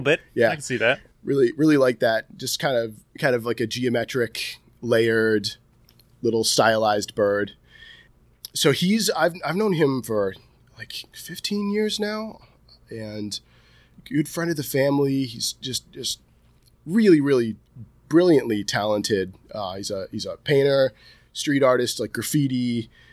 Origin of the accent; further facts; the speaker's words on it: Delmar, New York, United States; this is my hometown